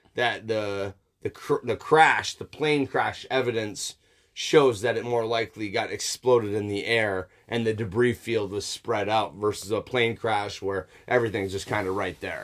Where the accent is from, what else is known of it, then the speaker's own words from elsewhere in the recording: United States; I'm also an American